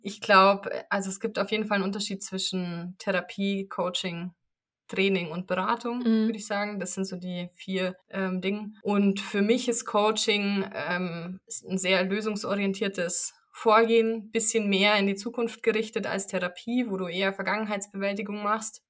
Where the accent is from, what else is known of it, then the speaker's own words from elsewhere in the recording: near Munich, Bavaria, Germany; ich komme aus der Nähe von München